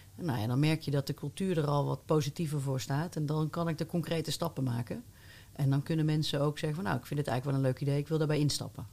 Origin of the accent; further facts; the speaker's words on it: North Brabant, Netherlands; Ik ben ook geboren in Brabant